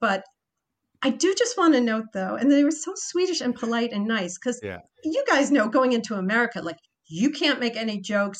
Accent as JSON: {"language": "English", "country": "Croatia", "second_language": "English", "said": "That's why I came from Croatia."}